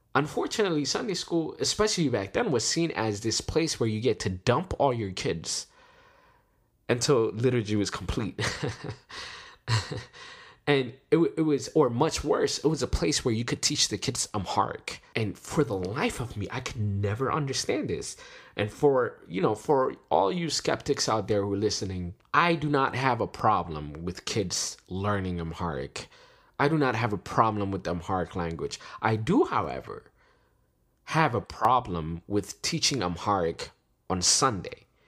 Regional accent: Washington, District of Columbia, United States; We're from D C

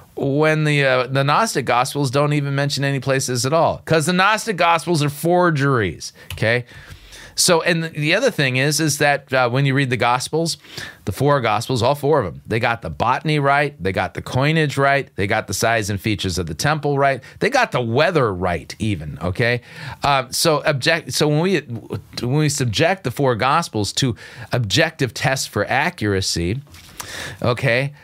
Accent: Southern California, United States; moved away as an adult; now in North Dakota, United States; I grew up in Southern California

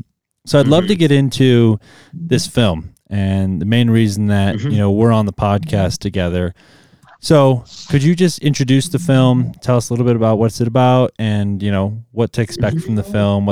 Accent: Milwaukee, Wisconsin, United States; I grew up in Wisconsin and Milwaukee

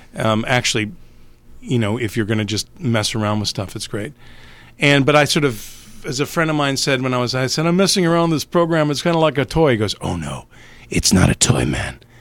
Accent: Canada; born and raised in Canada

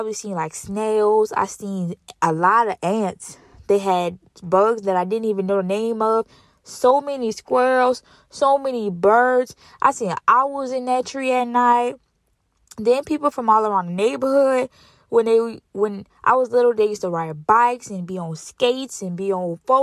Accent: Louisiana, United States; I'm from Louisiana, and we only really got two seasons

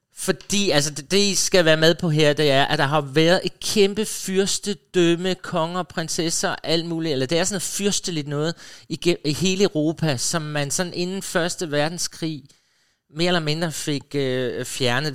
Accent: Funen, Southern Denmark, Denmark; Jeg kommer jo fra Fyn, hvor vi så tysk tv

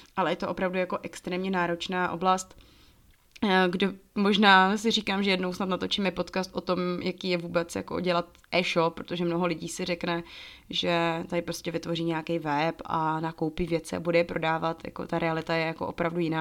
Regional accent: Czechia; moved away as an adult; also born or lived in Togo; já se furt považuji za Češku, která do Afriky jela

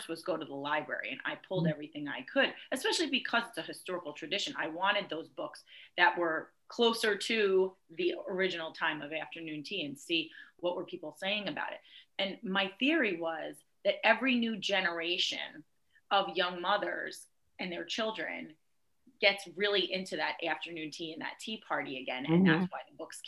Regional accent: New Jersey, United States; moved away as an adult; now in Dunwoody, United States; I am Italian-American, and I grew up middle class in New Jersey.

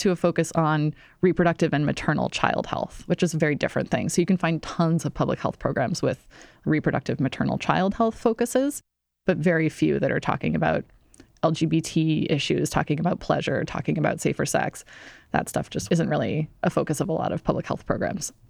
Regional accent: Iowa, United States; moved away as an adult; now in New York City, United States; I grew up in Iowa

